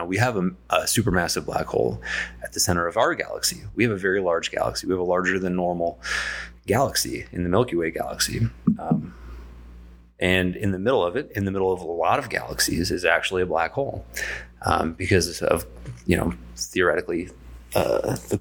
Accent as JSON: {"language": "English", "town": "San Diego", "region": "California", "country": "United States", "also_born_or_lived": "Poway, California", "moved": "yes", "said": "I'm from San Diego originally"}